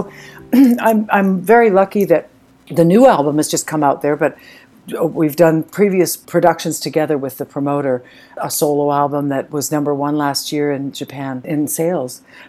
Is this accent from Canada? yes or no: yes; Canada; Now, being Canadian, French is our second language, so it's offered in school